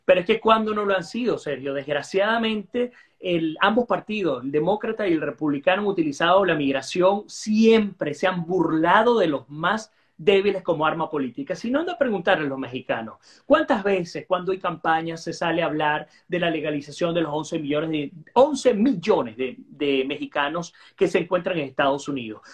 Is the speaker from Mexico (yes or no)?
no; Guayana, Venezuela; now in Florida, United States; Yo soy de Guayana